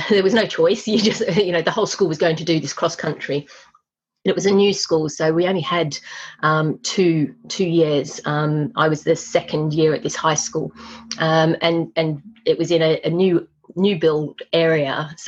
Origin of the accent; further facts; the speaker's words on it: Australia; So I grew up in Australia, but I am actually British. Mum and Dad emigrated with … when I was 18 months, and I grew up in Australia.